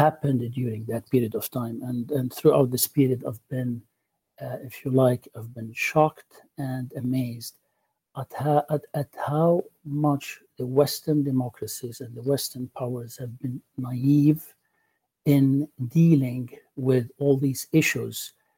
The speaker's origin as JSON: {"language": "English", "country": "Lebanon", "tie": "born or raised there", "moved": "as an adult", "lives_now": "United States", "said": "I am Lebanese. I was born in Lebanon. I grew up there. I studied there. And I left Lebanon in the late 80s"}